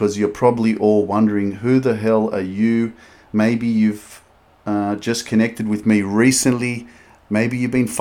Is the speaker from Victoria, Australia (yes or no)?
no; Sydney, New South Wales, Australia; also born or lived in Newcastle, Australia; I grew up in Sydney, Australia. I grew up in a suburb called Lakemba